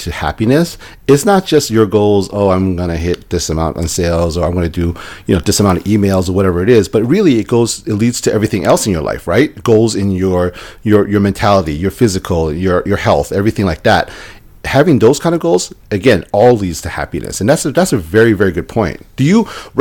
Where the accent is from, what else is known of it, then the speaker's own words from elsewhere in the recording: New York City, New York, United States; now in Las Vegas, United States; I'm from New York City, from New York City